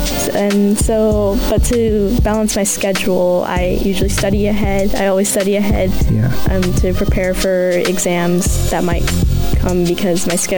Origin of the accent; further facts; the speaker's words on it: Colorado, United States; also born or lived in Sharjah, UAE / Dubai / Jordan; I was born in Sharjah, and I grew up in Colorado, Dubai, and Jordan, and yeah, I spent most of my life in Colorado.